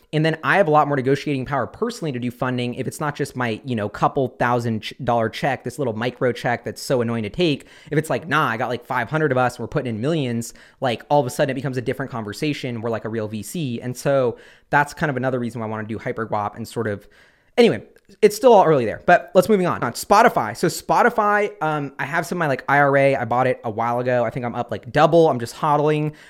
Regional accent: Seattle, Washington, United States; in Seattle, my hometown.

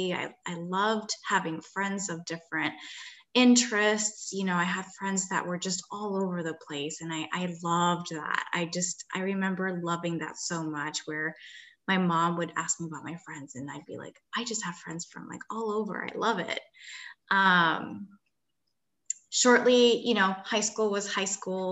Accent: Gaithersburg, Maryland, United States; first language Spanish; English is a second language; moved away as an adult; also born or lived in Washington, D.C. / Syracuse, New York; I actually was born and raised in the Washington, D.C. area, grew up in the Gaithersburg, Maryland area.

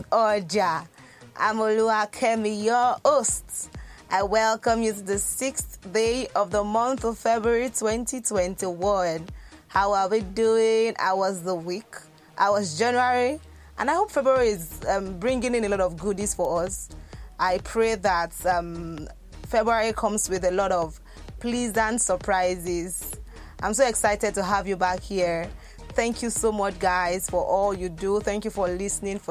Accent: Lagos, Nigeria; I was born in Lagos, schooled in Lagos, did everything from Lagos

